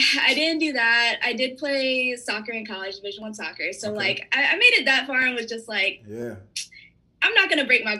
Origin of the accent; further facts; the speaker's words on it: Raleigh, North Carolina, United States; I was raised in North Carolina, so Raleigh area. Shout out to Garner.